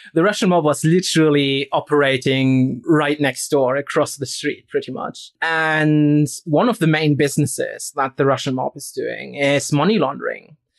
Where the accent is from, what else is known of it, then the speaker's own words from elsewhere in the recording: Rostock, Mecklenburg-Vorpommern, Germany; moved away; So I'm from Eastern Germany, right? And I'm actually from a town called Rostock